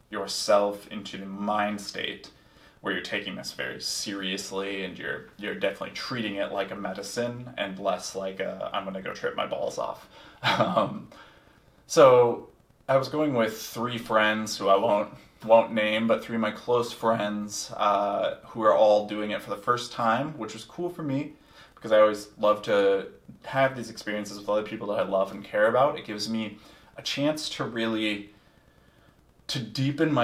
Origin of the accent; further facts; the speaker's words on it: Minneapolis, Minnesota, United States; my hometown of Minneapolis